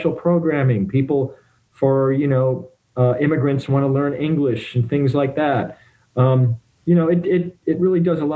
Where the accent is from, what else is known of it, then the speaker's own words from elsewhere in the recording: Detroit, Michigan, United States; I grew up in the Detroit, Ann Arbor area